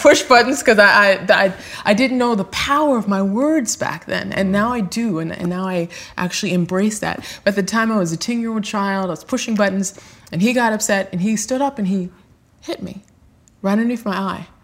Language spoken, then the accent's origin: English; Los Angeles, California, United States; I grew up in South Central Los Angeles